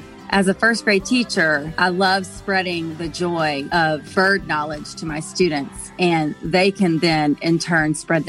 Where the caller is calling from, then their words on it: Mobile, Alabama, United States; I'm calling in from Mobile, Alabama.